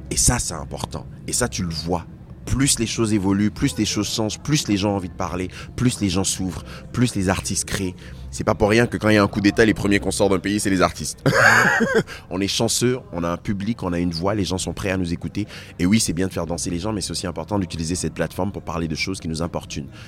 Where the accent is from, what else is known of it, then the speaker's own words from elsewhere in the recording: Côte d’Ivoire; born there; Je suis né en Côte d'Ivoire. Mes parents sont de Togo. J'ai vécu sur trois continents.